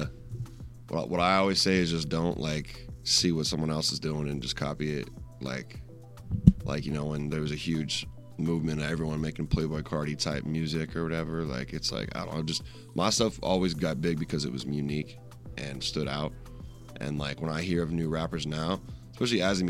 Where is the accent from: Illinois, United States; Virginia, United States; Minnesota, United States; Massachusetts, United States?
Minnesota, United States; Rochester; moved away as an adult; also born or lived in Madison, Wisconsin; I'm from Rochester, Minnesota, but I was going to college in Madison, Wisconsin